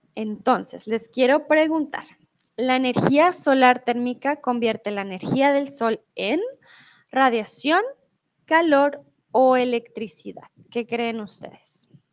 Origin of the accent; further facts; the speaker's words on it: Colombia; now in Mexico; soy de Colombia y en estos momentos estoy en México